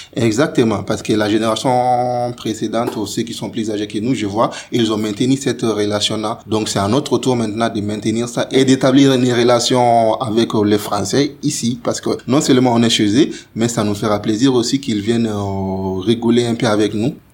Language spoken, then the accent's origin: French; Mali; moved away as an adult; now in France; quand on a quitté le Mali